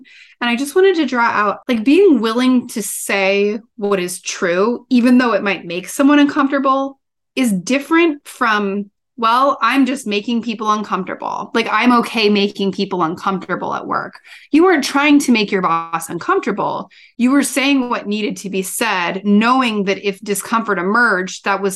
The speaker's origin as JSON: {"language": "English", "region": "Midwest", "country": "United States", "tie": "born or raised there", "said": "I grew up in the Midwest"}